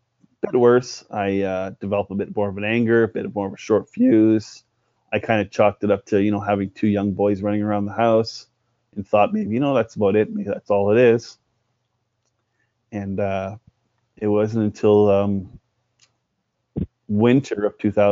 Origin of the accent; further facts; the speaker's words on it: Cornwall, Ontario, Canada; now in Stratford, Canada; I was born and raised in Cornwall, Ontario